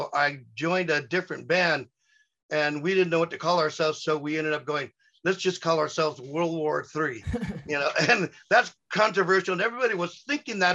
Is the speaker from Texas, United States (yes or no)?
no; Glendora, California, United States; my hometown. They went to high school with me. Yeah. We at Glendora High